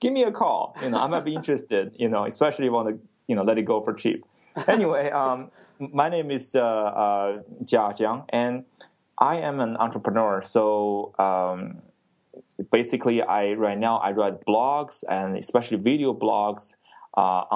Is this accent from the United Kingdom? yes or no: no; China; now in Texas, United States; I grew up in China